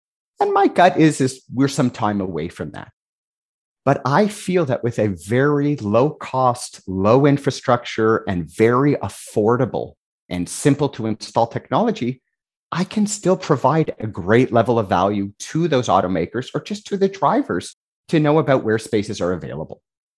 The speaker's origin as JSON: {"language": "English", "country": "Canada", "said": "I'm Canadian"}